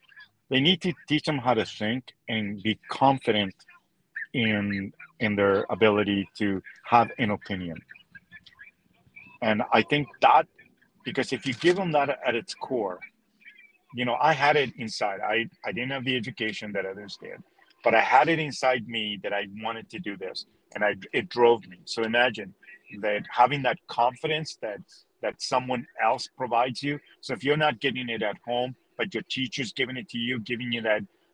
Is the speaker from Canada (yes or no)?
yes; Canada; also born or lived in Chile; it's growing up in Canada has made me love that, especially when I come from a country like Chile, where every day is summer, right?